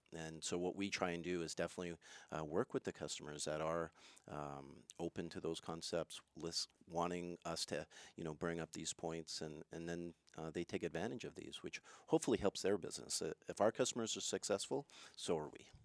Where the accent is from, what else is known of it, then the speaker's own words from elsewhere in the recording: Montreal, Quebec, Canada; moved away; I'm originally from Montreal, so I speak French mm. a little bit